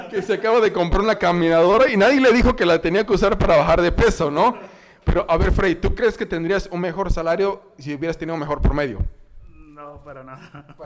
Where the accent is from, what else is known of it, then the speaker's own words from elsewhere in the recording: Mexico; O sea, como mexicanos estamos jodidos en el aspecto de que a los 17 años tienes que escoger qué hacer.